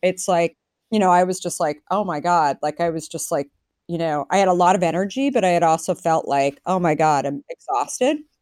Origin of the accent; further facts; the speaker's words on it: Arizona, United States; now in San Francisco, United States; I grew up in Arizona